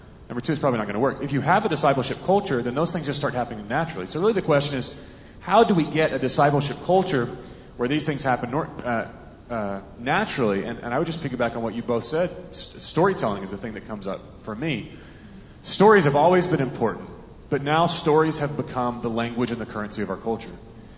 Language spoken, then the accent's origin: English; Alabama, United States; I'm from Alabama